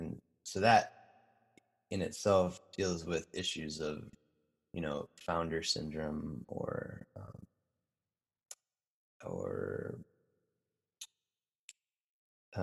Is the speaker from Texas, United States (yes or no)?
no; Minneapolis–Saint Paul, Minnesota, United States; moved away; I grew up in the Twin Cities. I have family here.